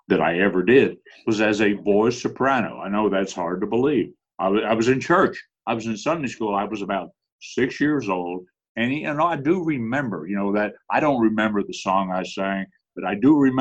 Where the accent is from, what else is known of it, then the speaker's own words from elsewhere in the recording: New Jersey, United States; I am from New Jersey